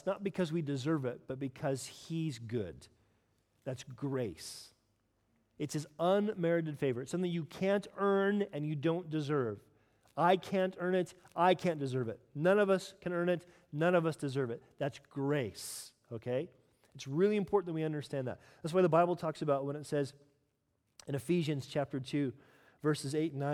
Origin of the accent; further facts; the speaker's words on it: United States; I am American after all